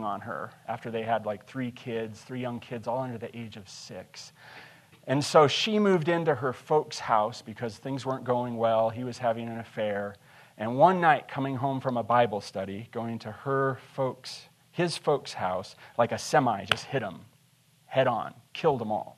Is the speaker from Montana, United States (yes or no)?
yes; Montana, United States; also born or lived in Shelby, Montana / Lewistown, Montana / Lincoln, Montana / Big Timber, Montana; I'm a Montana boy. I was born in Shelby, moved to Lewistown. My folks got divorced there. We moved to Lincoln, Big Timber.